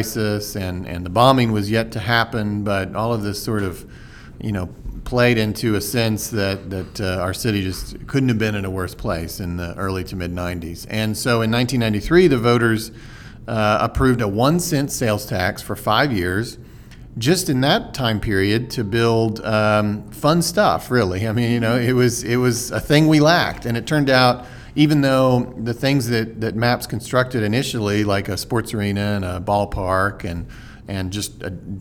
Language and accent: English; Oklahoma City, Oklahoma, United States; also born or lived in Washington, D.C.; I was born and raised here in Oklahoma City. Went to Putnam City Schools. Grew up in Northwest Oklahoma City